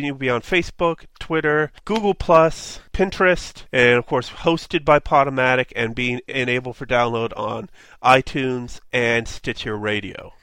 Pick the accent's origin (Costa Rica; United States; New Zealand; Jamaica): United States; Pittsburgh, Pennsylvania; I'm from Pittsburgh.